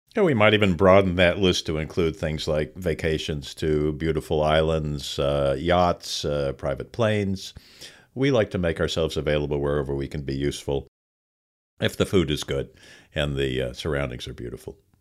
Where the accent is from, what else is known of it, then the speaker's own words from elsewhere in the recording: Los Angeles, California, United States; I was a kid growing up in Los Angeles in the San Fernando Valley